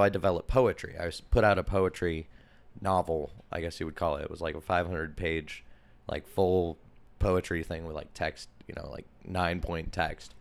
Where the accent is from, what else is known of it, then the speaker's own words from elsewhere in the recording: Portland, Oregon, United States; I was born in the East Side in a hospital that's no longer here